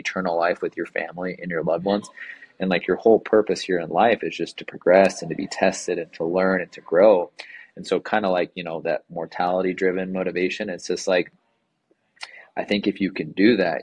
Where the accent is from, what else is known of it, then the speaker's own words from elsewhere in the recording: Yorba Linda, California, United States; moved away as an adult; now in Provo, United States; my mentor from my hometown in Yorba Linda